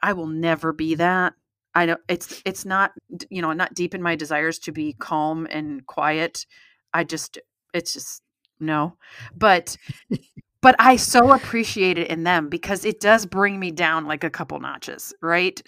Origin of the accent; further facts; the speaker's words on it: United States; since I'm American